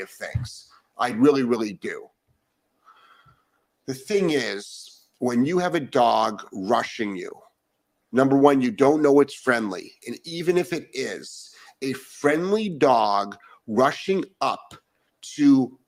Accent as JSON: {"language": "English", "town": "Cleveland", "region": "Ohio", "country": "United States", "moved": "yes", "said": "I'm originally from Cleveland"}